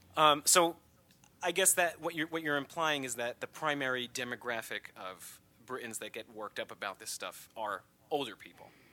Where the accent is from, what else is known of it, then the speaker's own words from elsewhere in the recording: United States; as an American